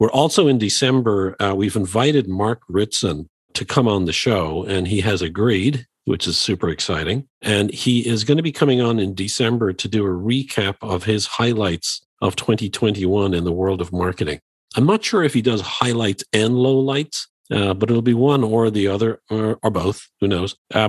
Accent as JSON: {"language": "English", "town": "Dublin", "region": "Leinster", "country": "Ireland", "said": "And you know, we're both, as some may know, we're both from Dublin, Ireland."}